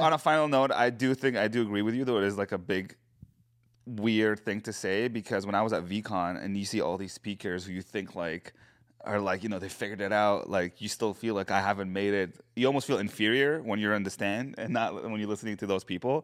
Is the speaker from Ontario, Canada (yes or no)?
no; Edmonton, Alberta, Canada; we're from Edmonton